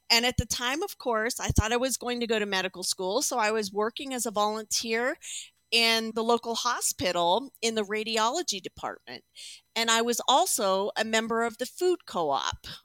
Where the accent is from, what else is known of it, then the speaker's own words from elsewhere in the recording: Chandler, Arizona, United States; also born or lived in Texas / Pennsylvania / Indiana; I grew up, well, I was born in Texas, in Laredo, Texas. Then we moved to Indiana, uh, Pennsylvania, Zelienople, actually, Zelienople, Pennsylvania. Then we moved to Chandler, Arizona. And then I spent most of my life in Arizona.